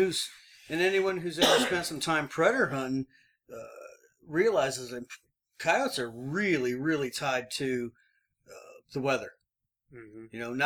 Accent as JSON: {"language": "English", "region": "Illinois", "country": "United States", "moved": "yes", "lives_now": "New Mexico, United States", "said": "I'm a Midwest boy. I'm from Illinois."}